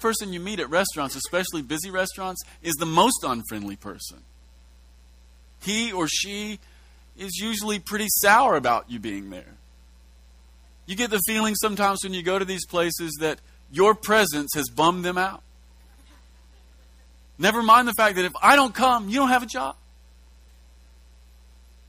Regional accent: Kentucky, United States; we've been raised in such a un-Jewish fashion, which is normal, we're from Kentucky

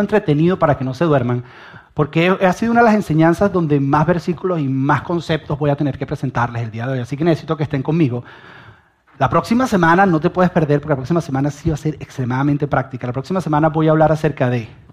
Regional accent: Venezuela; yo soy venezolano y yo estoy orgulloso de ser venezolano

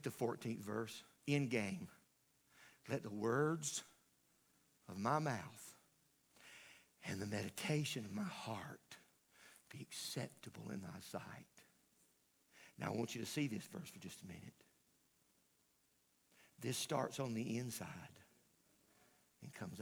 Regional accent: the South, United States; I grew up in the South, and I grew up in the country

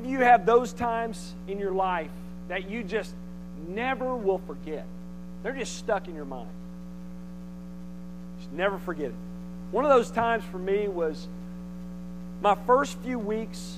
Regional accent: Conway, United States; where I grew up in Conway

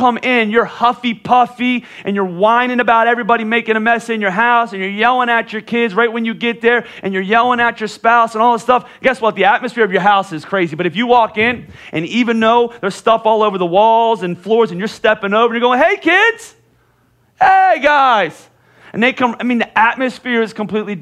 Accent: Pennsylvania, United States; moved away; I'm from Pennsylvania

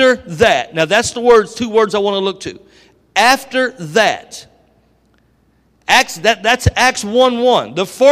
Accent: Dayton, Ohio, United States; But I'm from Dayton, Ohio. I actually live 12 minutes from Dayton International Airport.

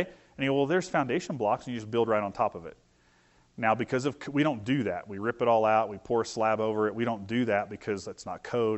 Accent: Vincennes, Indiana, United States; I grew up in Vincent's, Indiana, so it's a revolutionary war, you know, French trade town

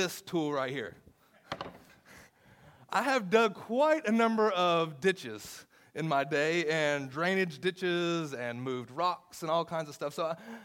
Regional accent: the South, United States; I'm from the South

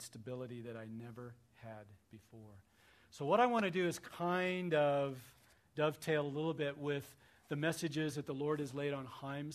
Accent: Missouri, United States; I grew up in Missouri

